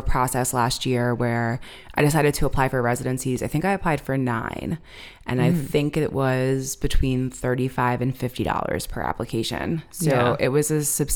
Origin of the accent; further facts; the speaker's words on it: Limerick, Pennsylvania, United States; also born or lived in State College, Pennsylvania / Boston, Massachusetts; I'm from the suburbs of Philly. I'm from Limerick